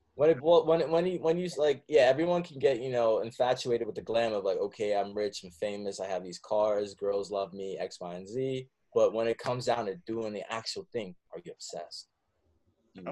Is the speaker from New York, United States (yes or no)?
yes; Warwick, New York, United States; moved away as an adult; also born or lived in Oneonta, New York / Bronx, New York; now in Brooklyn, United States; I grew up in Warwick, New York